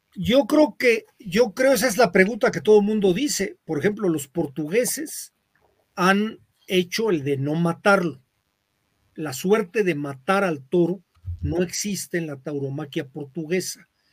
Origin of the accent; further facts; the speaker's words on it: Zitácuaro, Michoacán, Mexico; de donde yo soy, en Citácuaro